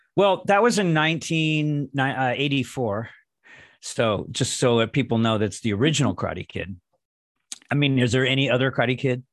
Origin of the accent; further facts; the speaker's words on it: Los Angeles, California, United States; I'm from Los Angeles